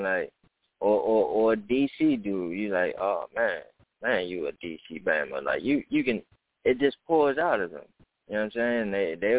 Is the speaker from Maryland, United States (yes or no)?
yes; Maryland, United States; he lives on my block in Maryland.